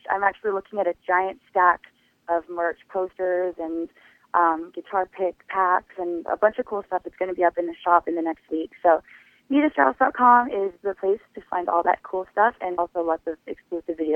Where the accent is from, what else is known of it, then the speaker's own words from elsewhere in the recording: Los Angeles, California, United States; I got to play in my hometown to uh, the show off my dreams at the Hollywood Bowl